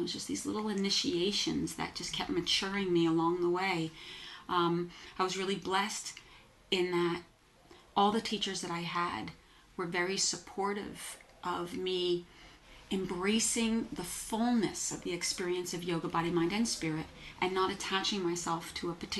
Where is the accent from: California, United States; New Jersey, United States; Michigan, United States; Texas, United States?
New Jersey, United States; moved away as an adult; also born or lived in New York City; I grew up in New Jersey, moved to New York City when I was 18.